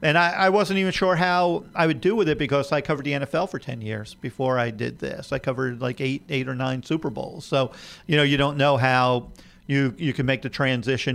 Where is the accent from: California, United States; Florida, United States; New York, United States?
New York, United States; moved away as an adult; also born or lived in Alabama; I grew up in New York